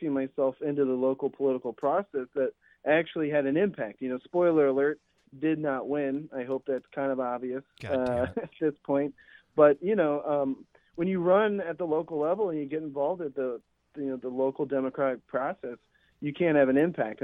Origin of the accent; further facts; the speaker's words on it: Ohio, United States; moved away; I'm visiting my hometown. I'm back home in Ohio right now